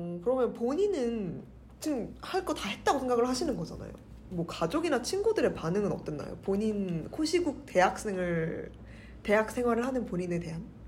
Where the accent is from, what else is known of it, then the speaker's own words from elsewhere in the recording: Seoul, South Korea; 저는 서울 사람이라